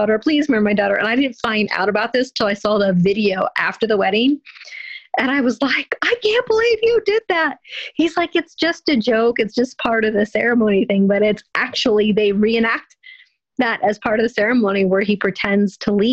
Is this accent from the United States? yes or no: yes; Indiana, United States; moved away as an adult; now in Connecticut, United States; I'm an Indiana girl living in Connecticut now. So I'm a Hoosier, as you'll say, but I'm really a Boilermaker. So I'll explain that. I grew up in Indiana